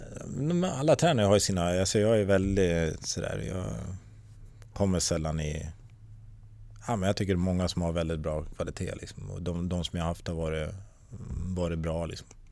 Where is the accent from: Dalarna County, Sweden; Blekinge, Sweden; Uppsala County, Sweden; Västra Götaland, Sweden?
Uppsala County, Sweden; Tierp; also born or lived in Gävle / North America; hemma i Tierp